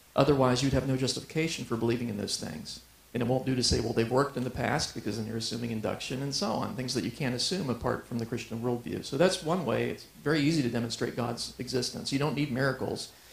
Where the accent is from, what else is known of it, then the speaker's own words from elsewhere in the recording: Ohio, United States; now in Colorado Springs, United States; I grew up in Ohio.